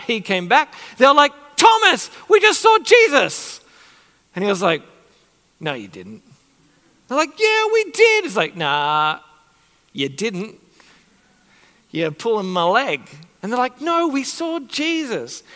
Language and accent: English; Sydney, New South Wales, Australia; when I was younger, growing up in Sydney